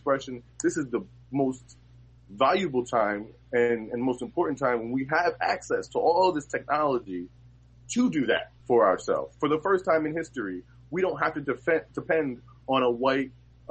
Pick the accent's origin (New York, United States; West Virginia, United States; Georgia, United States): New York, United States; New York City; I'm from Harlem